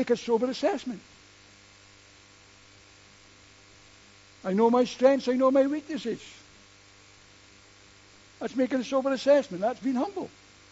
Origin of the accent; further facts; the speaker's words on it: United Kingdom; we're British and within our own culture